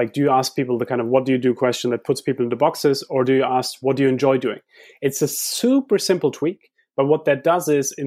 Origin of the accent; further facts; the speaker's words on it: Heidelberg, Baden-Württemberg, Germany; moved away; I grew up in Heidelberg where we have this philosopher's way